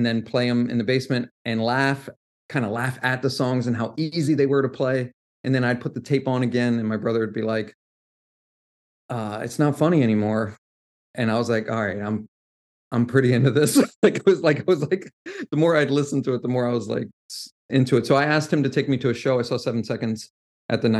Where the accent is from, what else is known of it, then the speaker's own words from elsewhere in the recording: Washington, District of Columbia, United States; I grew up right outside Southeast DC